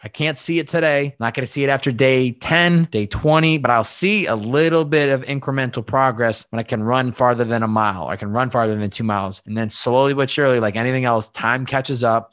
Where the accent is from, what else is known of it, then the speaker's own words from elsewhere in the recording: Western Massachusetts, United States; also born or lived in Boston; I'm from Western Massachusetts